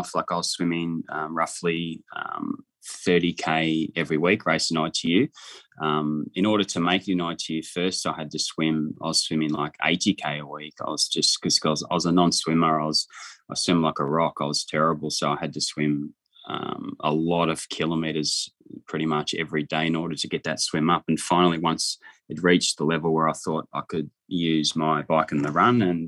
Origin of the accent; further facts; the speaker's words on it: Wagga Wagga, New South Wales, Australia; moved away; also born or lived in Jindabyne / Gold Coast; I was from Wagga, and there was no indoor pool in Wagga